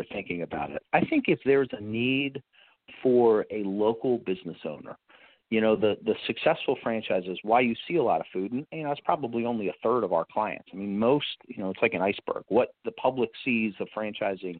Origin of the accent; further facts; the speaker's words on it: East Coast, United States; I grew up on the East Coast